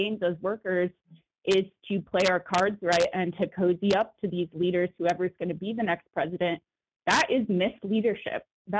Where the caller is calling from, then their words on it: Oakland, California, United States; Solidarity from Oakland, California. … I work at UPS.